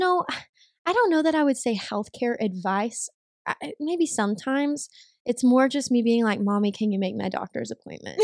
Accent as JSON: {"language": "English", "town": "Greenville", "region": "Texas", "country": "United States", "also_born_or_lived": "Tyler, Texas", "accent": "Southern", "moved": "as an adult", "lives_now": "Dallas, United States", "said": "I am originally from Greenville, which is a little nowhere town"}